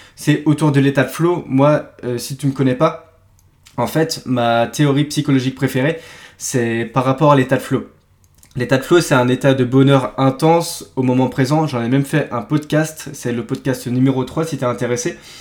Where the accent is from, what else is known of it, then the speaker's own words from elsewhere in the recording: Brittany, France; je suis breton